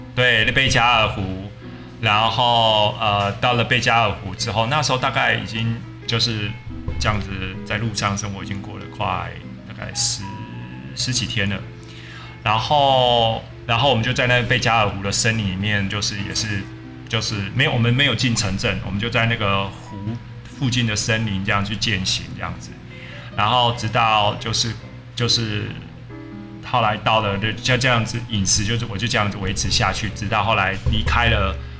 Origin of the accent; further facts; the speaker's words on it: Taiwan; moved away; also born or lived in Russia / Australia; 我就算是回到台湾，我也很少去吃外食